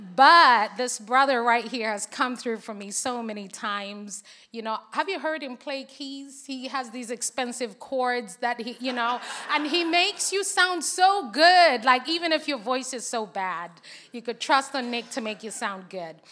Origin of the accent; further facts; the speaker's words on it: Zambia; English is a second language; moved away as an adult; now in United Kingdom; I was born and raised in Zambia